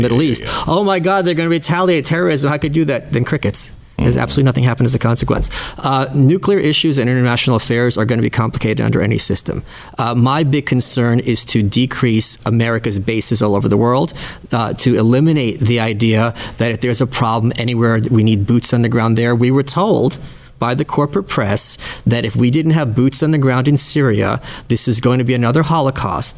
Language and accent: English; Ukraine; now in United States; I was born in the Soviet Union